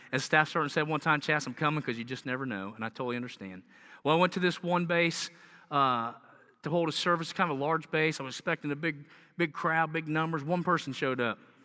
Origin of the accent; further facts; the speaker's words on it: the South, United States; accent: southern; you can hear my southern accent